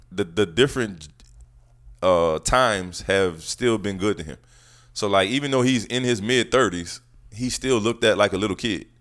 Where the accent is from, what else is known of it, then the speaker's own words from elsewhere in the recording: New Orleans, Louisiana, United States; I'm not that normal New Orleans guy